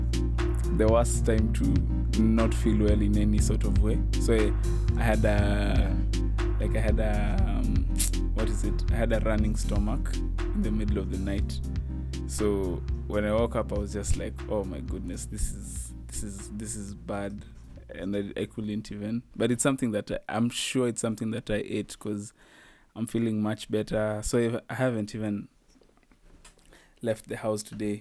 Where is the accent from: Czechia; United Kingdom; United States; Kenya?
Kenya; as a Kenyan